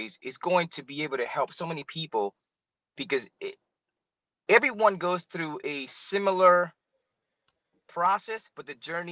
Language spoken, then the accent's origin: English; New York City, New York, United States; now in Florida, United States; I am currently in the sunny state of Florida, originally from New York City